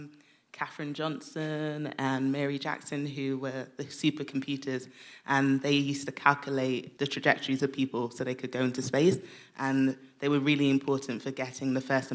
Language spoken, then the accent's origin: English; Nigeria; I'm Nigerian.